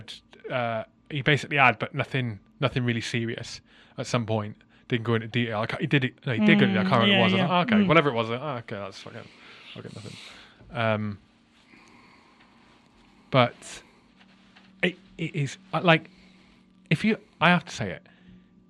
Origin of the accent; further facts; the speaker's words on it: Wales, United Kingdom; growing up in Wales